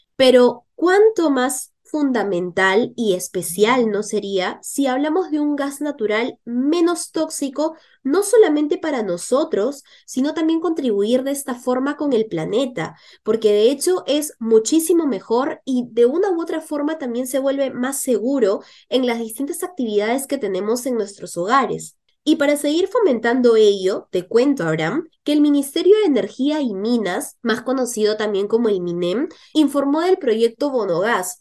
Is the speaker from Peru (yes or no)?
yes; Peru; como peruanos